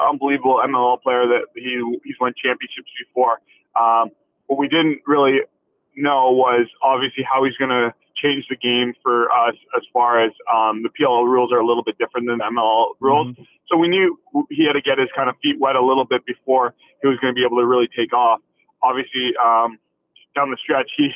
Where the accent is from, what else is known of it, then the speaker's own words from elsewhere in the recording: Canada; us being all Canadian